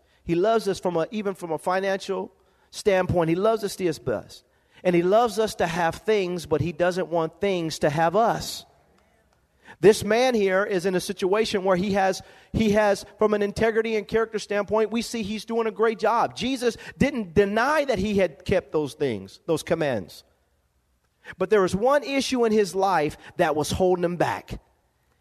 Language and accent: English; Lompoc, California, United States; born or raised there